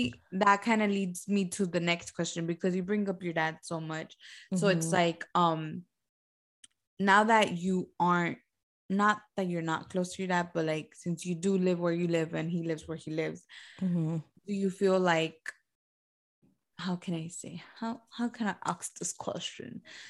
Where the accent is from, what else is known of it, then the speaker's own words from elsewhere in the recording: Homestead, Florida, United States; Homestead, because I was born and raised in Homestead.